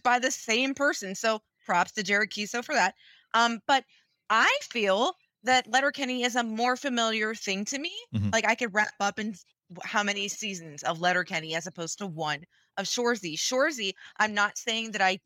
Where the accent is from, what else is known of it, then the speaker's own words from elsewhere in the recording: West Virginia, United States; I'm from the States. I'm from West fucking Virginia, Ohio